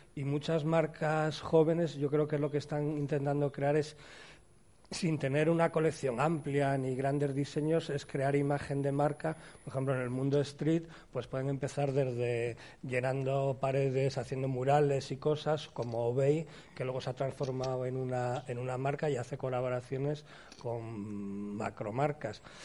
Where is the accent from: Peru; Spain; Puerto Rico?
Spain; cuando somos españoles